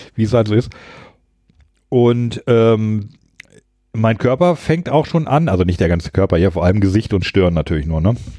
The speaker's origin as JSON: {"language": "German", "area": "Hanover Region", "region": "Lower Saxony", "country": "Germany", "also_born_or_lived": "Hamburg / Berlin / Baltic Sea coast", "moved": "yes", "said": "ich komme ja aus der Region Hannover ursprünglich"}